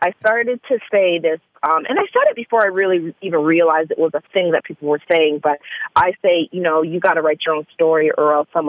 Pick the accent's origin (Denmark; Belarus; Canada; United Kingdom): Canada; now in Atlanta, United States; let me say full disclosure, I am from Canada, and I had only been in Atlanta for about, I'd say almost a full year, fully.